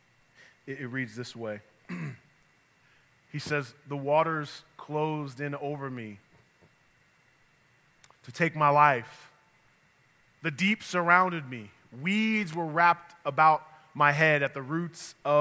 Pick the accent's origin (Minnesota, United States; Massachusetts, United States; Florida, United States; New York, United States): New York, United States; moved away; also born or lived in the South (US); I'm from New York, but I was in the South for 19 years